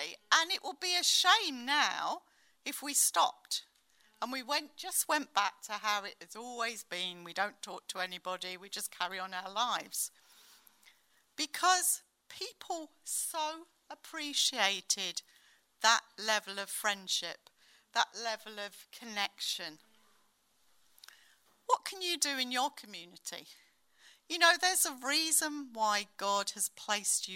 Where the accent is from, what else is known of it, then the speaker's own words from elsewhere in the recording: United Kingdom; as British people like